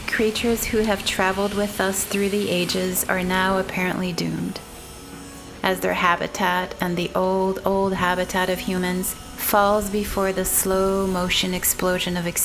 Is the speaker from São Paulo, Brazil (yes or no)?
yes; São Paulo, Brazil; moved away as an adult; now in Portland, United States; I'm from I'm from Brazil. I immigrated Brazil. Oh, yeah. 15 years ago. Yeah, What part? São Paulo.